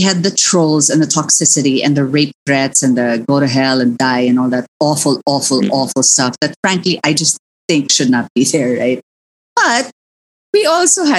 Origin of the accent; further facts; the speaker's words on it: Philippines; as a Filipina